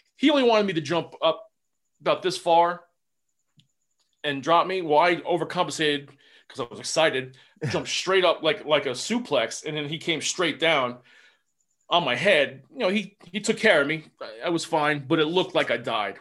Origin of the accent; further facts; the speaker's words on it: New Jersey, United States; I'm from Jersey